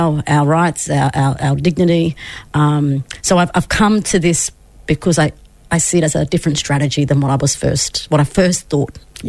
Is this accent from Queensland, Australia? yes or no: yes; Yuggera country, Queensland, Australia; also born or lived in Inala, Brisbane; I've got family Northern New South Wales, Brisbane, of course, and up Bowen, Eyre, Townsville. But I was born and raised on Yuggera country.